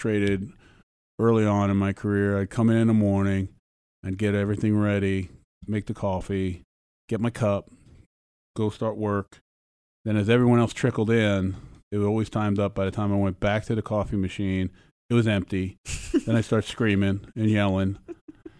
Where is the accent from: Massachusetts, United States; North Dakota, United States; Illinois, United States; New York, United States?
New York, United States; New York City; growing up in the Bronx